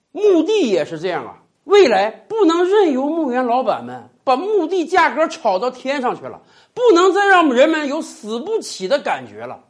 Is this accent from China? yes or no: yes; China; 我们中国人是有着入土为安的习惯的